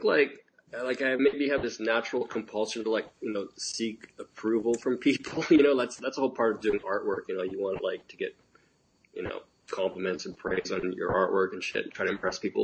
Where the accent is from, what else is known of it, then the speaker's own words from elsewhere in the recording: Northern California, United States; moved away as an adult; also born or lived in Los Angeles; I was originally from Northern California